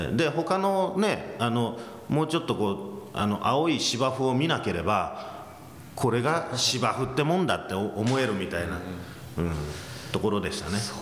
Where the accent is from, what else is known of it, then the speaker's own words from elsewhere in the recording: United States; moved away; アメリカで育ったっていうのもあの期間も長かったですから